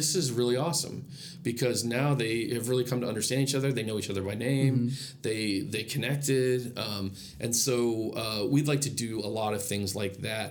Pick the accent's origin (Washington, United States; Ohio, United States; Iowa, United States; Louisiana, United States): Iowa, United States; moved away; also born or lived in Adirondacks, New York; growing up in Iowa